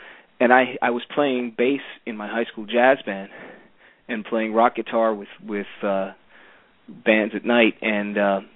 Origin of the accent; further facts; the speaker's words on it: Cleveland, Ohio, United States; also born or lived in New York; So that's how I ended up growing up in Cleveland, the home of rock and roll